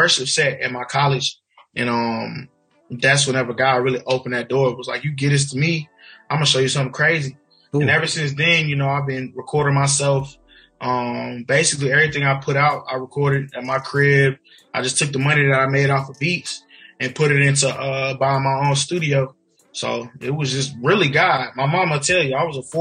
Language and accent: English; South Carolina, United States; also born or lived in Virginia; we stayed in South Carolina, moved back home.